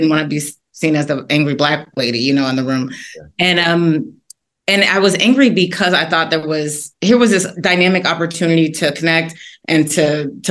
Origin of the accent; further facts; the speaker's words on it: Washington, District of Columbia, United States; I'm originally from Washington, D.C.